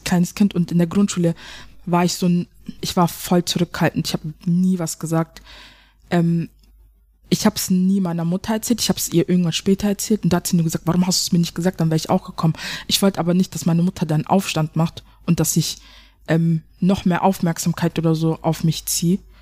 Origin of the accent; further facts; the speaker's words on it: Germany; ich bin ja auch eine Deutsche. Ich hab einen Deutschen Pass, ich bin ja auch eine Deutsche.